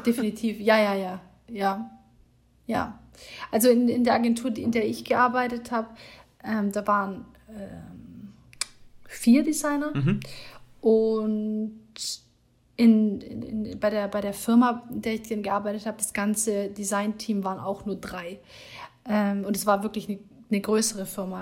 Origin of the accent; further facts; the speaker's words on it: Germany; moved away as an adult; also born or lived in Hamburg; now in Iceland; wir als Deutsche